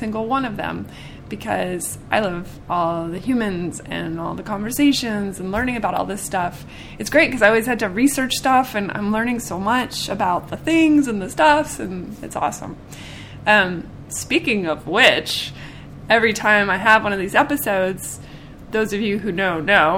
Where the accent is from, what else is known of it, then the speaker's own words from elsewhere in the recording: Seattle, Washington, United States; now in Nashville, United States; I'm from Seattle